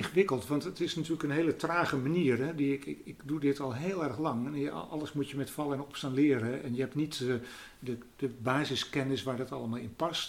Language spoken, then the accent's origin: Dutch; Netherlands; ik uit Nederland kom